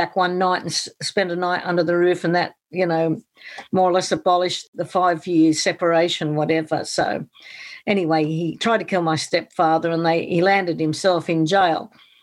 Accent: Townsville, Queensland, Australia; also born or lived in East End, London, United Kingdom; And I came to Australia, 10-pound pom, and I was 9 years old when I arrived in Townsville

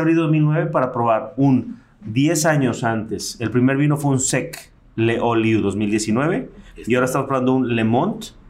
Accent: Mexico City, Mexico; Yo nací en la Ciudad de México en la Ciudad de México las piñatas eran de barro

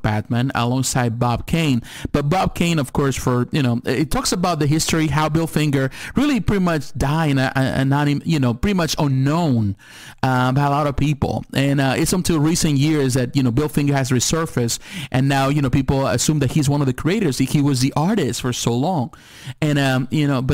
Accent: Mexico; moved away; I was born in Mexico

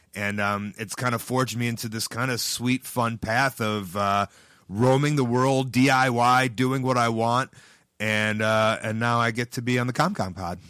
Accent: Chicago, Illinois, United States; I'm from Chicago

